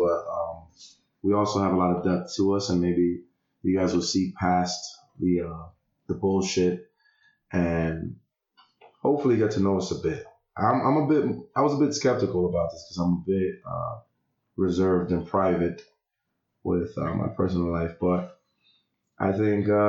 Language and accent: English; New York City, New York, United States; I am from the Heights.